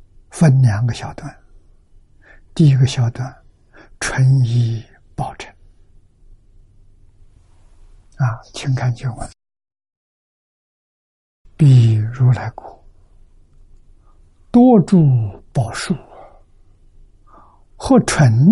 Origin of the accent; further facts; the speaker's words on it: China; 这个呢，也就是我们中国人所讲的翡翠。